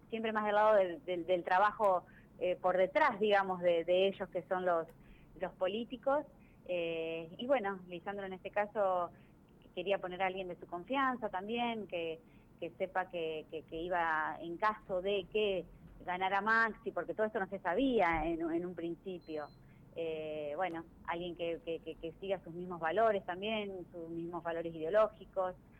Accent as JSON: {"language": "Spanish", "town": "Venado Tuerto", "region": "Santa Fe", "country": "Argentina", "also_born_or_lived": "Rosario", "said": "soy de Venado Tuerto, pero hice mis estudios universitarios en Rosario"}